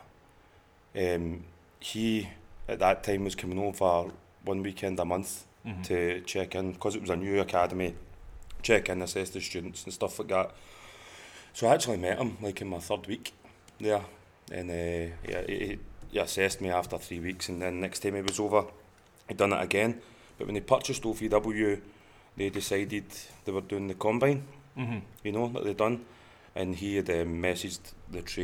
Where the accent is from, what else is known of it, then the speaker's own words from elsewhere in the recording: Scotland, United Kingdom; moved away as an adult; also born or lived in London; now in Kentucky, United States; I moved from Scotland down to London.